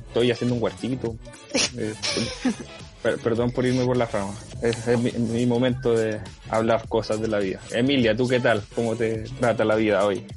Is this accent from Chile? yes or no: yes; Chile; como chilenos convivimos con otros pueblos dentro del mismo territorio